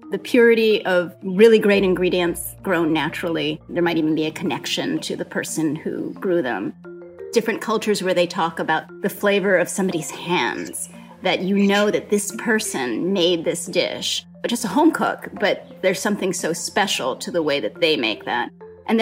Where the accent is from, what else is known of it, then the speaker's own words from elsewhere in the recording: Hawaii, United States; I grew up in Hawaii